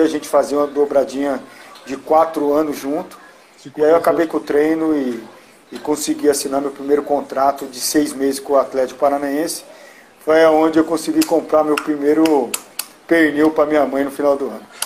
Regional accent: São Paulo, Brazil; eu cresci vendo o Serginho treinar no São Paulo por conta que eu jogava no Nacional

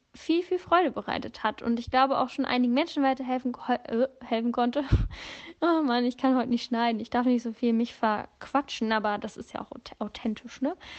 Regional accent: Northern Germany, Germany; moved away; also born or lived in Bavaria; ursprünglich komme ich aus Norddeutschland

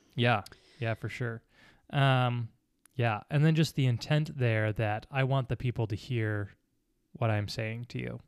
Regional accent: United States; we're Americans

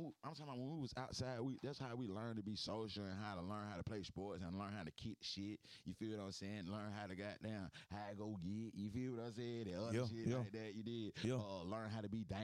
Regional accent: Atlanta, Georgia, United States; growing up in Atlanta when we was kids

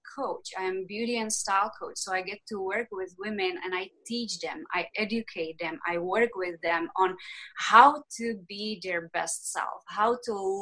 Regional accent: Czechia; English is a second language; moved away as an adult; now in United States; I am originally from the Czech Republic. I was born there, raised there. And when I was 21, I decided to leave the Czech Republic

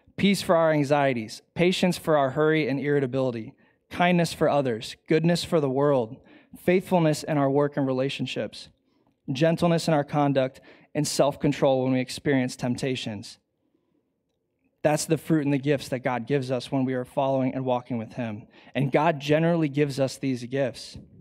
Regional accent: Bowling Green, United States; I grew up in Bowling Green

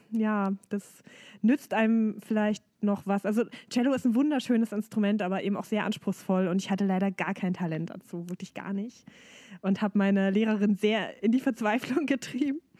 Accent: Dessau, Saxony-Anhalt, Germany; Das ist meine Heimatstadt. Und ähm, es gab damals eben nicht so viele Möglichkeiten, Gesangsunterricht zu nehmen.

